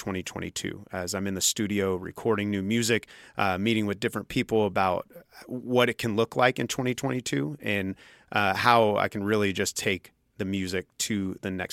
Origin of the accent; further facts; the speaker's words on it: Junction City, Kansas, United States; I grew up in Junction City